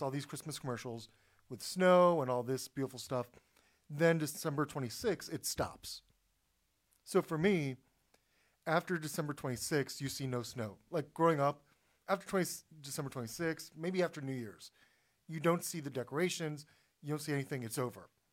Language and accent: English; Florida, United States; I grew up in Florida